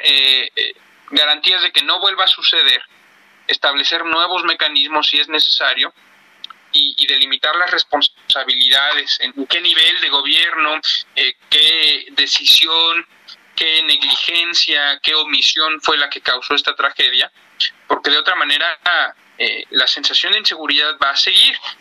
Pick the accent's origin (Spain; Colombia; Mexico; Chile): Mexico; como mexicano